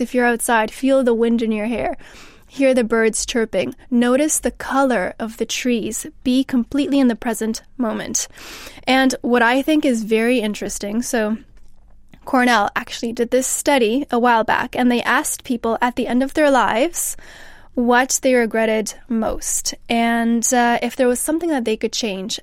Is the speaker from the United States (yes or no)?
no; Canada; now in England; so I'm from Canada